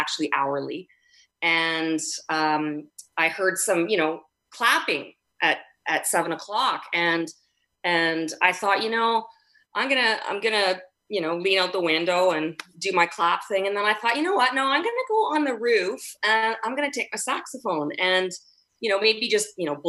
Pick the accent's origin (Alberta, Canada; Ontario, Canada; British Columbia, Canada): Alberta, Canada; Edmonton; now in Vancouver, Canada; I grew up in Edmonton